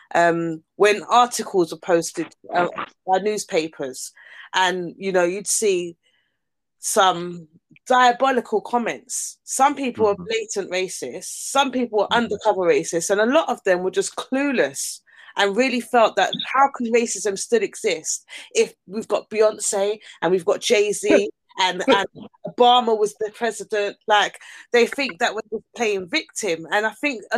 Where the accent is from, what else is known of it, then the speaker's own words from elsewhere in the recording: London, United Kingdom; I grew up in Battersea